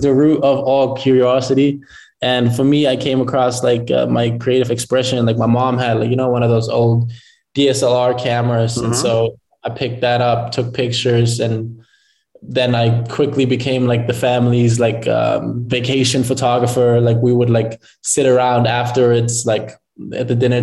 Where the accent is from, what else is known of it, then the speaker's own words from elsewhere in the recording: Lüneburg, Lower Saxony, Germany; moved away as an adult; also born or lived in Cape Town, South Africa; now in Toronto, Canada; I moved with my mom and my brother to Germany, Lüneburg, small town